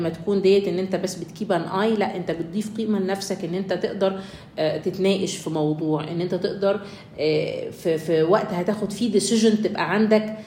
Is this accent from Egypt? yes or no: yes; Egypt; عندنا في مصر